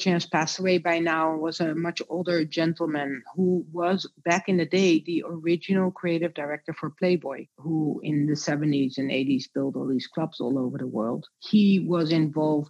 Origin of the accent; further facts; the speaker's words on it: Netherlands; moved away; also born or lived in Rotterdam / Amsterdam; So I grew up in a very small town in Holland.